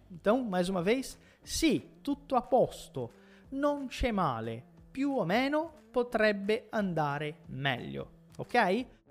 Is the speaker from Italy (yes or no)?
yes; Morano Calabro, Calabria, Italy; sono di Morano Calabro, sono un insegnante di italiano